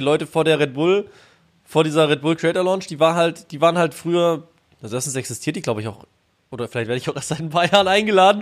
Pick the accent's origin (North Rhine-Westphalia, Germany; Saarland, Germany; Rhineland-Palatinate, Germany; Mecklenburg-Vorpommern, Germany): North Rhine-Westphalia, Germany; Bonn; also born or lived in Baden-Württemberg (Ländle); ich komme eh aus Bonn.